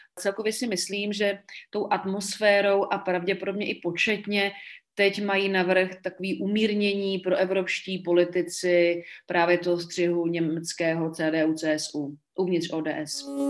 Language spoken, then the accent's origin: Czech; Czechia